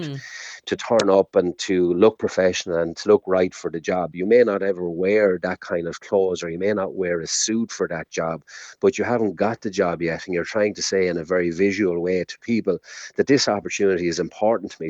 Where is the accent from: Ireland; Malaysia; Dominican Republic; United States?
Ireland; we're Irish